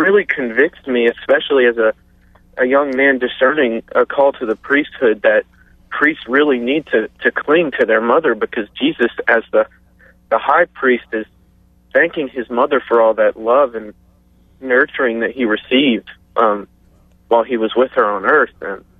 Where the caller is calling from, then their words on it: Marksville, Louisiana, United States; Marksville, Louisiana.